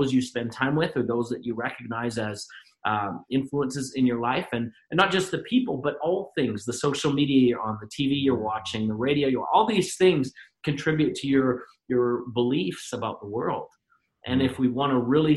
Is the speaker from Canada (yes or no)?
yes; Canada; we're both Canadian